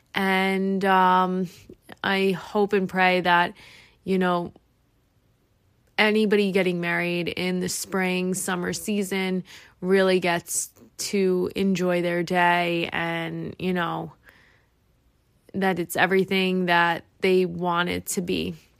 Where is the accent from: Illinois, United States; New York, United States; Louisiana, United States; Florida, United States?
New York, United States; I am from New York